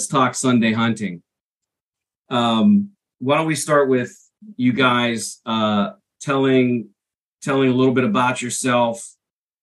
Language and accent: English; Pennsylvania, United States; we are all from Pennsylvania